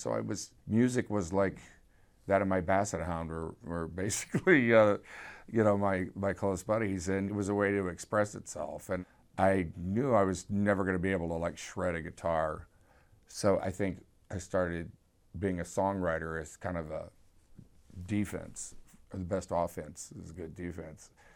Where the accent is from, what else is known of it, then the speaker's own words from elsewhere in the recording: Houston, Texas, United States; I grew up in Houston